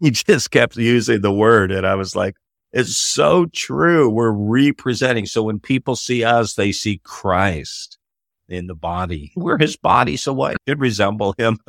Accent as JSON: {"language": "English", "town": "Toronto", "region": "Ontario", "country": "Canada", "tie": "born or raised there", "said": "I'm originally from Canada. Was born in Toronto and raised in the Toronto area"}